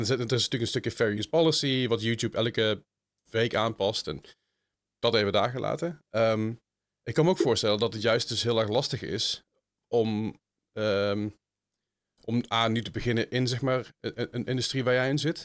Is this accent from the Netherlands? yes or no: yes; Netherlands